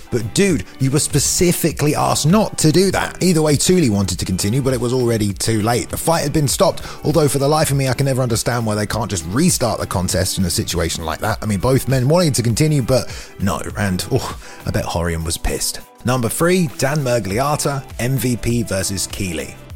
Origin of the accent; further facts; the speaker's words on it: England, United Kingdom; as an Englishman